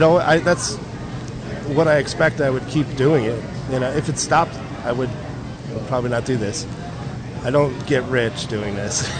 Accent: New Jersey, United States; now in San Diego, United States; I'm from New Jersey

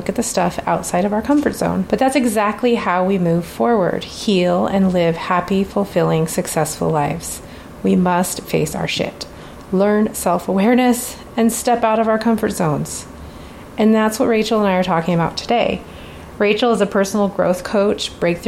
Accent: Alaska, United States; now in Pacific Northwest, United States; I'm from Alaska

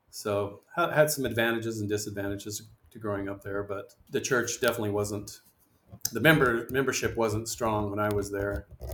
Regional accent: Mesa, Arizona, United States; also born or lived in Missouri; I mainly grew up in Mesa, Arizona.

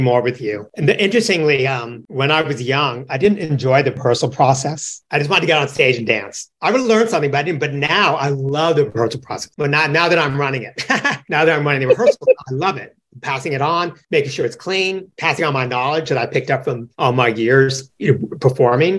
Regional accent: San Francisco, California, United States; I'm from San Francisco

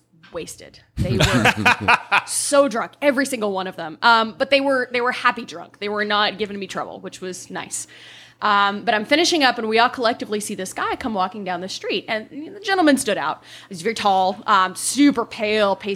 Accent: Kentucky, United States; now in New Orleans, United States; I am from Kentucky

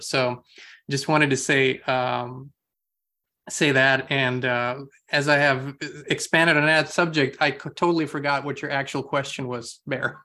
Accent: Austria; moved away; I'm from Europe originally, um, and grew up in Austria

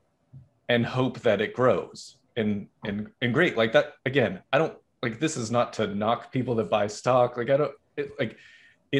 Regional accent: Massachusetts, United States; I'm from Massachusetts

